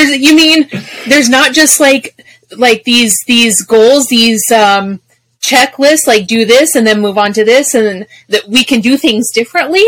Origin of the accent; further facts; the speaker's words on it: Colorado, United States; moved away; also born or lived in Arizona; I'm from Colorado